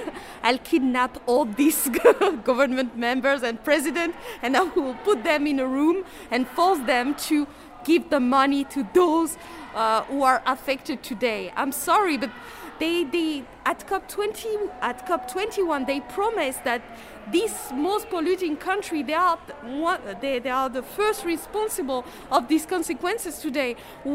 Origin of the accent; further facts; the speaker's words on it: Madagascar; I'm from Madagascar, where I'm a social entrepreneur, a climate activist, and ecofeminist.